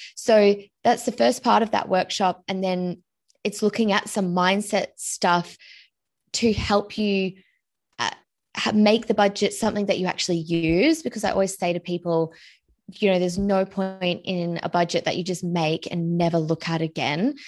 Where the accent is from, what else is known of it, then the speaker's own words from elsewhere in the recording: Australia; I'm originally from Australia